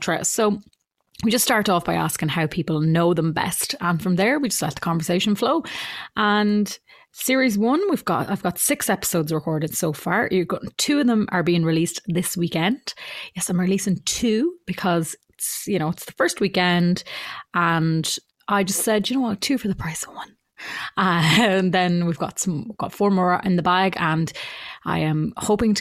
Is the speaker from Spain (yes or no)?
no; Mullingar, Westmeath, Ireland; also born or lived in Ardee, County Louth; now in Dublin, Ireland; So originally I'm from Mullingar, moved to RD in County Louth then when I was about 11, and I now live in Dublin.